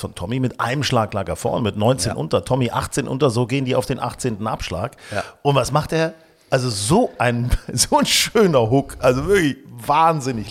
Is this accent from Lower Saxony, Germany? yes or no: yes; Hanover, Lower Saxony, Germany; now in Hamburg, Germany; ich war jetzt äh, in Hannover, meiner alten Heimat